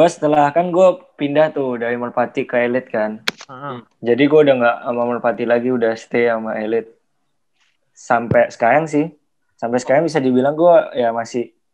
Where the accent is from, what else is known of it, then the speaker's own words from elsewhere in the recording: Bali, Indonesia; Iya, lahir di Bali, tapi nggak ada Balinya.